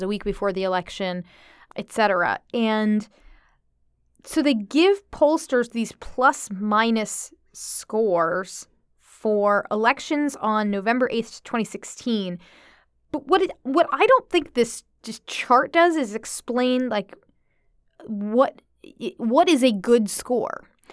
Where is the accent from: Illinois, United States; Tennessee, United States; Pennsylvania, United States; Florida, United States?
Florida, United States; I'm from Florida